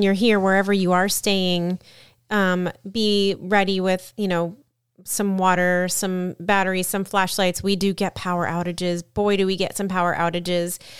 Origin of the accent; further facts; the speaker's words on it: Florida, United States; we are from Florida